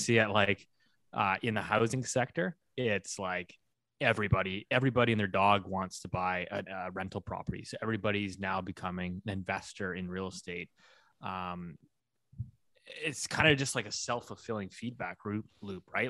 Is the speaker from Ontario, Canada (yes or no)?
no; Vancouver, British Columbia, Canada; my hometown here, uh, Greater Vancouver